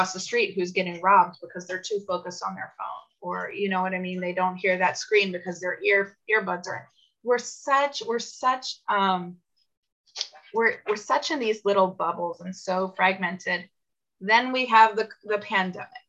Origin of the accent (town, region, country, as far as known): United States